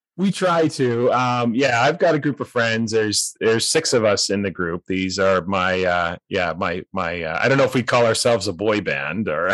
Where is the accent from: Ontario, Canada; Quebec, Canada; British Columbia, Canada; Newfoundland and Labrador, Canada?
British Columbia, Canada; North Vancouver; moved away as an adult; also born or lived in Boise, Idaho; I grew up in North Vancouver